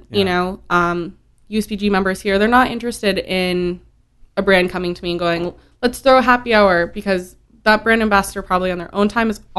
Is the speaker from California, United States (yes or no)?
yes; Santa Rosa, California, United States; moved away as an adult; I'm born and raised in Santa Rosa